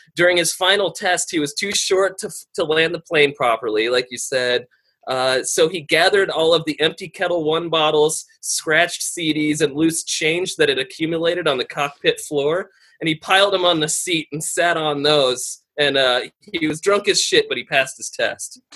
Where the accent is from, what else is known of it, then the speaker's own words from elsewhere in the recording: Aurora, Colorado, United States; I'm from Aurora, Colorado